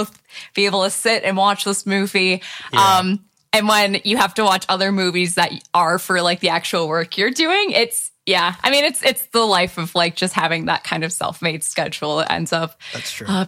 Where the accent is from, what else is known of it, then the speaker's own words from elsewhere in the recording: Michigan, United States; I'm from Michigan